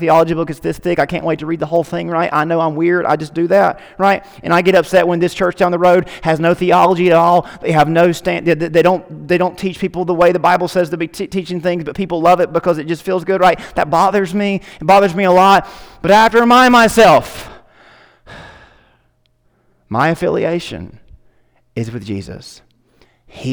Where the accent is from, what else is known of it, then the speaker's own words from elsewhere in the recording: United States; I'm an American